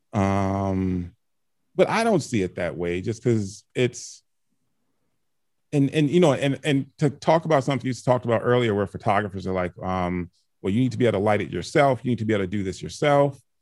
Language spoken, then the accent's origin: English; Chicago, Illinois, United States; also born or lived in Canada; I was born in Canada, um, grew up in Chicago